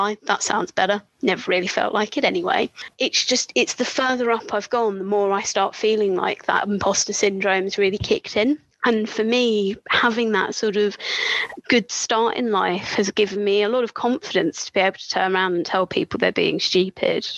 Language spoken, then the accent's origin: English; Brighton, South East England, United Kingdom; moved away; I grew up in Brighton, gay capital